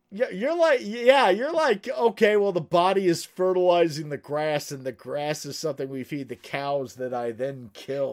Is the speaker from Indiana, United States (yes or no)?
no; Kentucky, United States; I'm from Kentucky